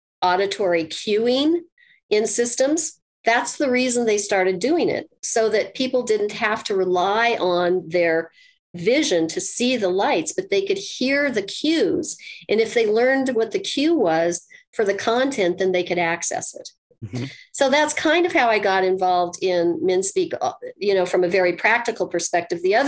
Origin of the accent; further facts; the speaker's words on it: Colorado, United States; I'm from Colorado.